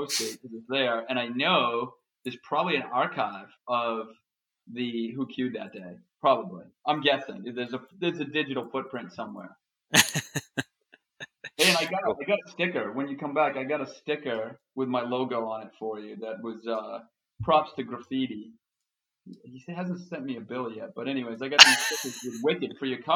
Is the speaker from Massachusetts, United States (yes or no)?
yes; Boston, Massachusetts, United States; I'm from Boston, Massachusetts.